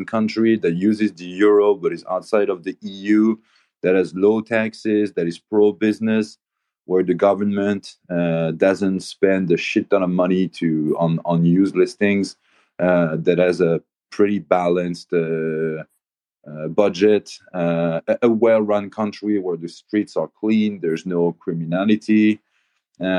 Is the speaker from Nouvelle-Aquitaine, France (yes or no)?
no; Paris, Île-de-France, France; now in Andorra; I come from Paris, but I've lived also in other